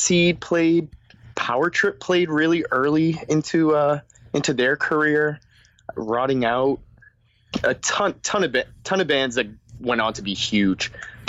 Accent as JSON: {"language": "English", "area": "right outside of Boston", "region": "Massachusetts", "country": "United States", "tie": "born or raised there", "also_born_or_lived": "Melrose / Somerville / Chelsea", "said": "I grew up right outside of Boston, in a couple towns, namely Melrose, Somerville, Chelsea"}